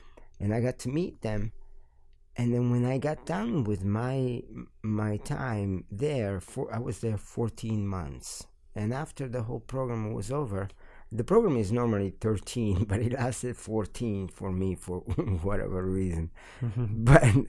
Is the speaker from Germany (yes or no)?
no; Milan, Lombardy, Italy; also born or lived in Calabria / Florence; Yeah, I lived in Milan for 19 years and 5 years in Florence. And I was born in Calabria. I lived there for 2 years. Calabria is the last region prior to Sicily, down in the boot.